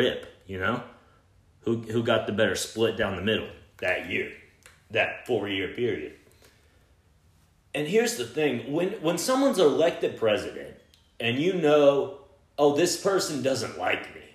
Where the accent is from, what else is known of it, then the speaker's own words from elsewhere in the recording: Texas, United States; I'm from Texas